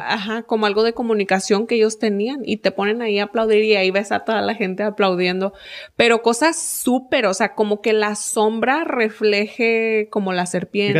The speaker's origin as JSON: {"language": "Spanish", "country": "Mexico", "moved": "yes", "lives_now": "United States", "said": "soy de México"}